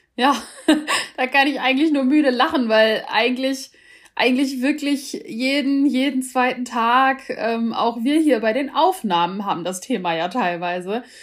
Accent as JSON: {"language": "German", "country": "Germany", "said": "bei uns in Deutschland"}